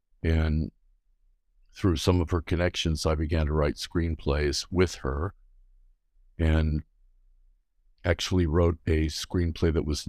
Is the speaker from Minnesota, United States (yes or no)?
no; Los Angeles, California, United States; Well, I grew up in Los Angeles, in Beverly Hills.